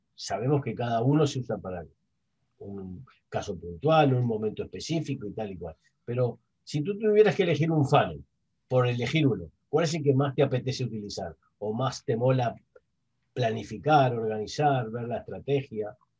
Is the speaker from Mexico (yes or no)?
no; Uruguay; moved away as an adult; now in Spain; yo hace 21 años que estoy en España, yo soy uruguayo